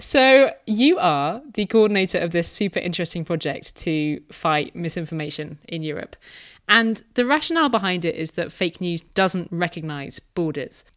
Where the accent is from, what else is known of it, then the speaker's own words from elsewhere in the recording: United Kingdom; I'm British